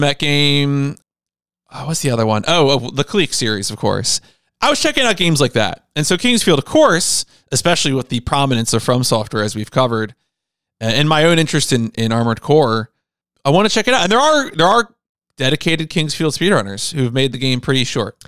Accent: New Jersey, United States; We're two guys from Jersey

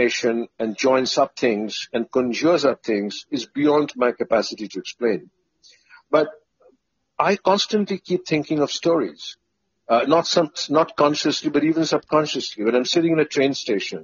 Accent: Kolkata, West Bengal, India; I grew up in Kolkata

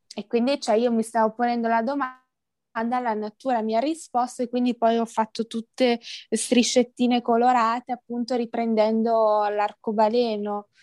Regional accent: Verona, Veneto, Italy; ho 22 anni, sono di Verona

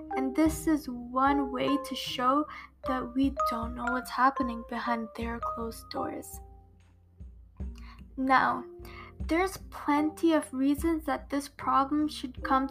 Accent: Canada; living here myself almost my whole life

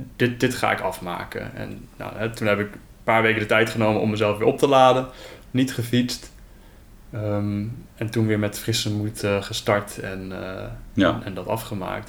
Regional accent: Netherlands

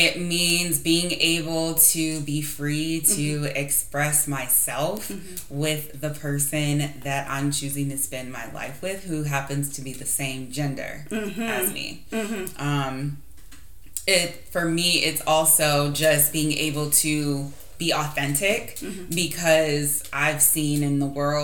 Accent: Arizona, United States; I'm born and raised in Arizona

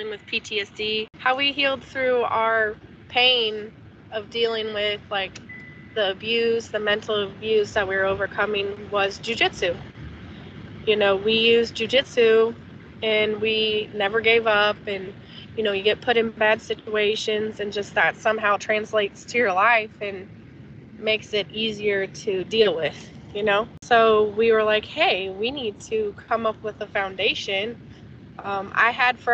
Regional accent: California, United States; now in Edmond, United States; I'm from California, and I got 5 children

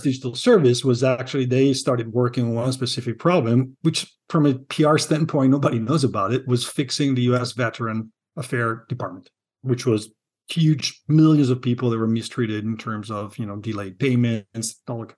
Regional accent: Milan, Lombardy, Italy; moved away as an adult; now in Seattle, United States; I'm from Milan

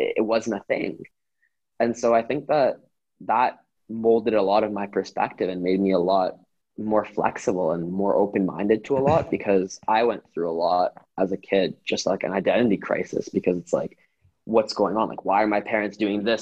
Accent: Vancouver, British Columbia, Canada; my parents immigrated to Canada the year I was born. So I was born in Vancouver

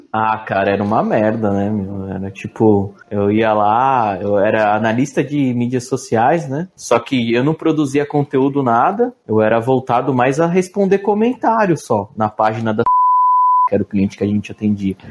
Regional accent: São Bernardo do Campo, São Paulo, Brazil; Eu sou de São Bernardo, pra você ter ideia, aqui não tem trem

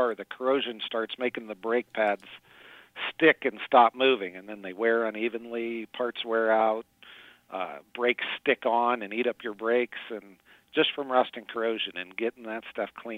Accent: Edinburgh, United States; we're from the Edinburgh area

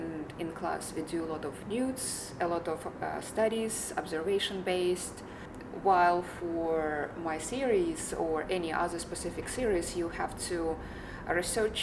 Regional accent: Ukraine; now in United States; I came here, you know, a while ago. I feel like I lived two lives. So I have a life in Ukraine and I have life here as an American

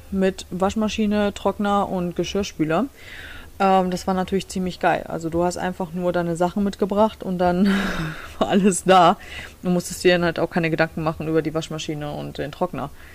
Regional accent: Germany; now in Michigan, United States; bei uns in Deutschland

